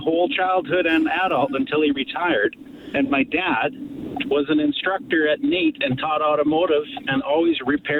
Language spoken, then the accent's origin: English; Sherwood Park, Alberta, Canada; I grew up playing hockey in Sherwood Park